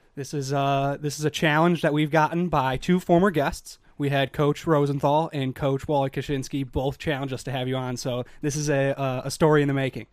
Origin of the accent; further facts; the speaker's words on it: Chicago, Illinois, United States; moved away as an adult; I'm from Chicago